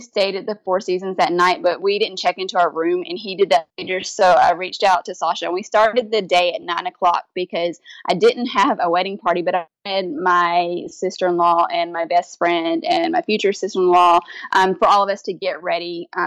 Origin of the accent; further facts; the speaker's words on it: Kentucky, United States; now in Louisiana, United States; my hometown in Kentucky